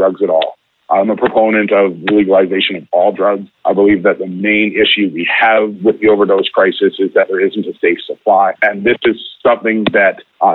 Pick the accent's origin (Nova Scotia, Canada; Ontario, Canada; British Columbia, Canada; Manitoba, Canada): British Columbia, Canada; Vancouver; now in Vancouver Island, Canada; I grew up in Vancouver until I was 30, and now I'm 40.